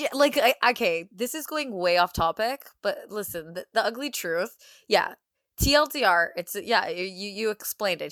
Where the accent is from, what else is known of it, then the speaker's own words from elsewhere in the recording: Brampton, Ontario, Canada; grew up in Brampton.